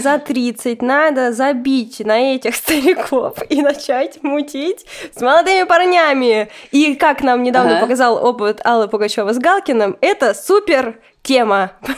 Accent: Russia; я сама россиянка

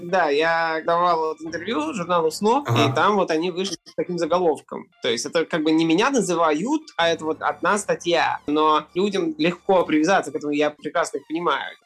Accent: Saint Petersburg, Russia; Я артист, музыкант из Петербурга

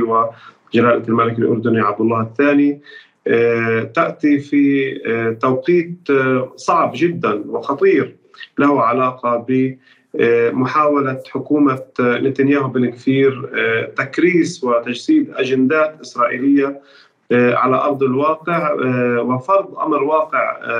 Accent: Palestine; نحن كفلسطينيين وكعرب

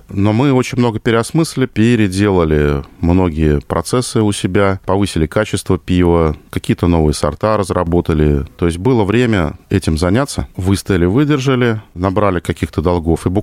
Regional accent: Saint Petersburg, Russia; Э, я вообще туда приехал, то есть сам-то я питерский, остался служить в Калужской Калужской области.

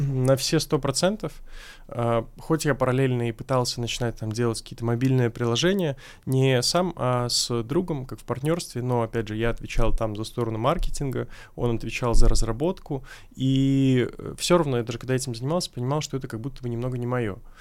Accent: Minsk, Belarus; moved away as an adult; now in Moscow, Russia; я сам родом из Беларуси

